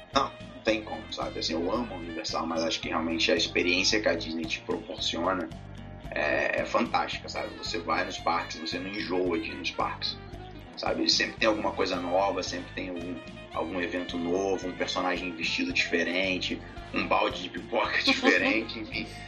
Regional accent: Rio de Janeiro, Brazil; sou do Rio

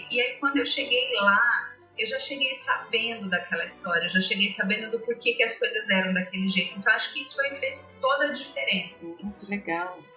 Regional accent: Londrina, Paraná, Brazil; eu sou de Londrina, no uhum. Paraná.

